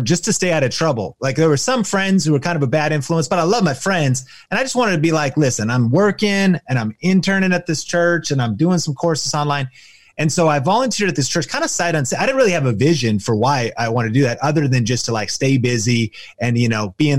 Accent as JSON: {"language": "English", "town": "Arlington", "region": "Washington", "country": "United States", "tie": "born or raised there", "said": "I grew up in Arlington, Washington"}